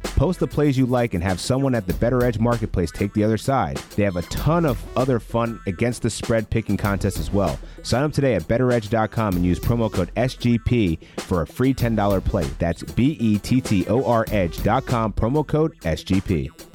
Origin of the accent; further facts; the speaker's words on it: Philadelphia, Pennsylvania, United States; as a Sixers fan, I'm always watching my hometown squad.